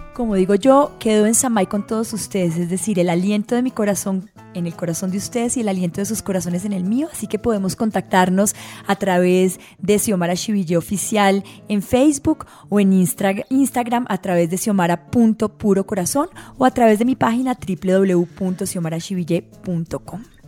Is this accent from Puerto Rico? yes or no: no; Antioquia, Colombia; toda la vida me crié al lado de un seminario en la sede de Antioquia